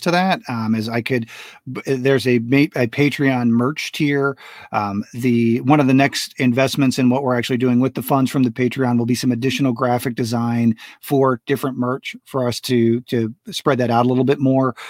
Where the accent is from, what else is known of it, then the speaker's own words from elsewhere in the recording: United States; also born or lived in Florida / Texas; I grew up in Florida and Texas